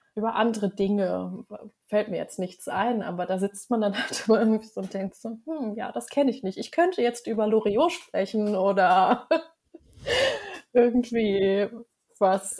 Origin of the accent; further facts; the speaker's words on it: Germany; now in Norway; mir als Deutsche